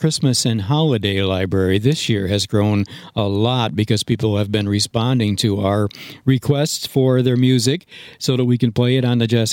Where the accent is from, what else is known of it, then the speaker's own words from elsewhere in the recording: Granville, New York, United States; Granville, New York. That was my hometown.